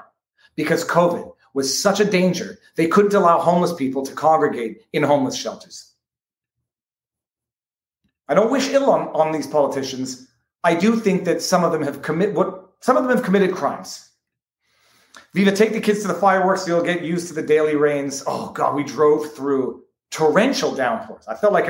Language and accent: English; United States; now in Miami, United States; I grew up on Lake Champlain, and I've lived in Miami now for 25 plus years.